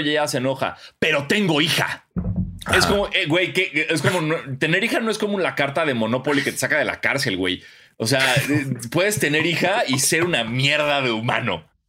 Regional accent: Mexico; de México.

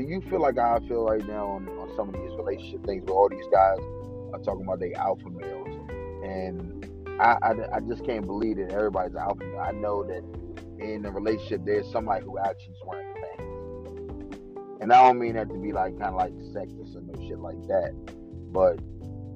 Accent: Washington, District of Columbia, United States; now in Cumberland, United States; I'm out here in Cumberland, Maryland, dude, and I'm from Washington, D.C.

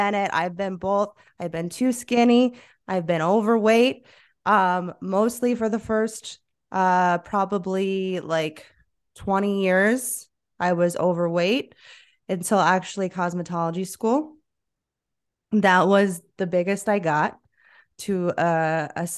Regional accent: South Florida, United States; moved away as an adult; now in Asheville, United States; growing up in South Florida

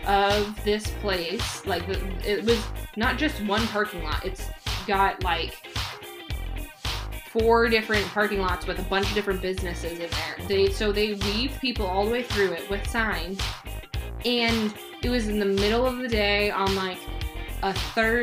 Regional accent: Arizona, United States; being born and raised in Arizona

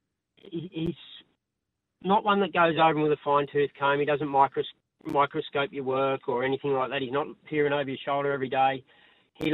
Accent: Canberra, Australian Capital Territory, Australia; also born or lived in Queanbeyan / Sydney; We grew up in Canberra

